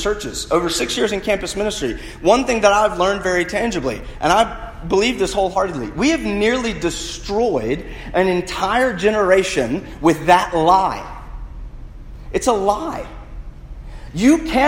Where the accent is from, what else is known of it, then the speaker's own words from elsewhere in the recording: United States; being American